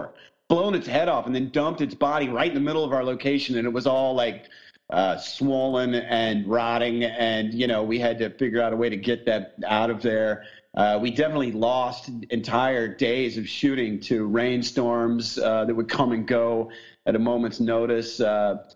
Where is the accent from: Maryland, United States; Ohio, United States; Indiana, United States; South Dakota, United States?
Indiana, United States; southern; moved away; I grew up in Indiana right next to Nashville.